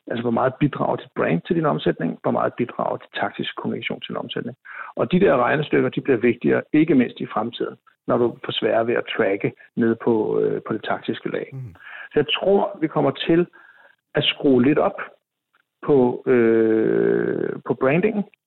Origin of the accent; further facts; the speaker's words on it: Copenhagen, Capital Region of Denmark, Denmark; jeg er jo københavner